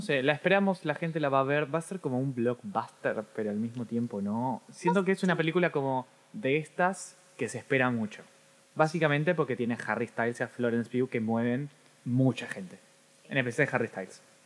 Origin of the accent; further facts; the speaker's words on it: Argentina; soy argentino